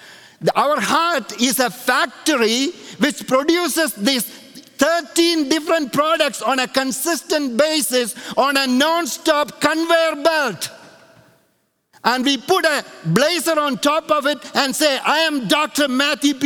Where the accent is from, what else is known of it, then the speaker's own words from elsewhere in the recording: India; moved away; when I grew up in India, there was a tire factory that came to our little town